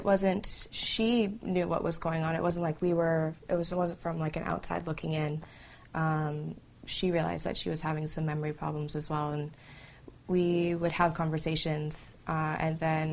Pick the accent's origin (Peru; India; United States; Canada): Canada; I'm from Canada